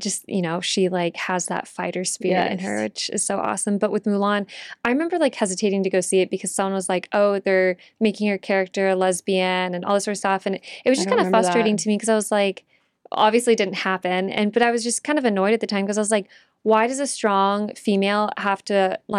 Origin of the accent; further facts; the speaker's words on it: Texas, United States; as a Texan, I was like, love her, love this.